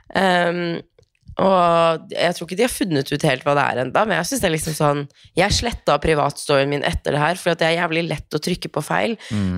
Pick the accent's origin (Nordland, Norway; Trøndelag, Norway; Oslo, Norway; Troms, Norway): Troms, Norway; Tromsø; moved away; hjemme i Tromsø